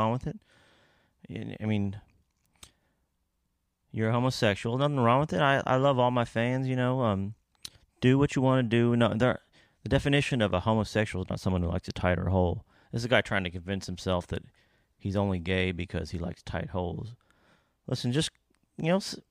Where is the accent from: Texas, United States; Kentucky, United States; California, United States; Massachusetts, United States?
Kentucky, United States; Ohio right above Kentucky, where I'm from